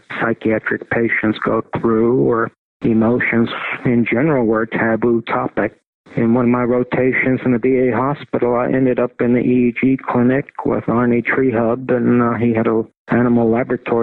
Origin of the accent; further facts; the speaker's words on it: Tartu, Tartu County, Estonia; moved away; also born or lived in Pittsburgh; I was born in Estonia in the women's clinic at University of Tartu